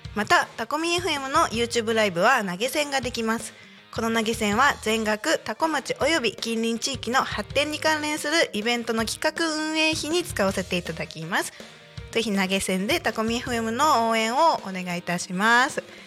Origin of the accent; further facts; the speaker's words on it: Chiba, Japan; also born or lived in South America; 千葉県生まれ千葉県育ちでちょっと南米にいた